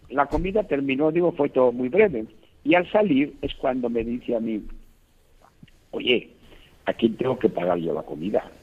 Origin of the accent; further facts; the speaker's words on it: Buenos Aires, Argentina; tú sabes que los argentinos somos famosos porque nos consideramos los más grandes del mundo y si somos de Buenos Aires, mucho más grandes.